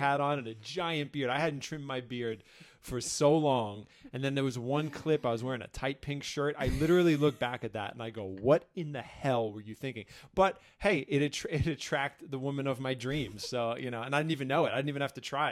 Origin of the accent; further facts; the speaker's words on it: New York City, New York, United States; moved away as an adult; now in Ashland, United States; I'm from New York City